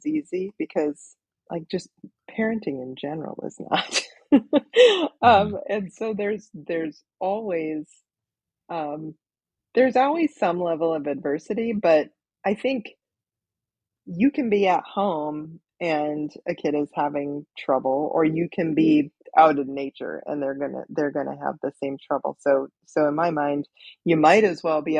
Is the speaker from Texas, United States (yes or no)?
no; Minnesota, United States; we're all from Minnesota.